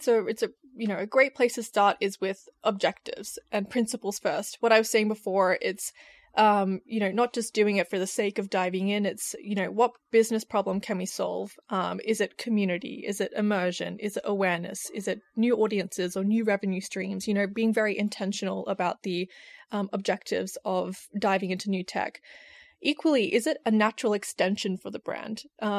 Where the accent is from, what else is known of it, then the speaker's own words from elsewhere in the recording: Australia; now in United Kingdom; I'm an Australian in the UK.